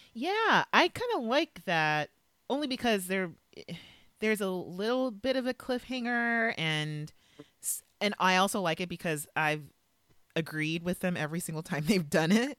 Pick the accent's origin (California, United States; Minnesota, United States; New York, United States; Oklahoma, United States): California, United States; Los Angeles; moved away; L A is my hometown